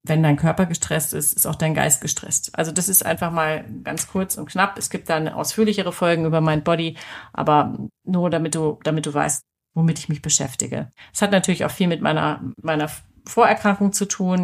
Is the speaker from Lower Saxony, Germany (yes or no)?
yes; Hanover, Lower Saxony, Germany; also born or lived in Nuremberg; now in Munich, Germany; Ich komme aus Hannover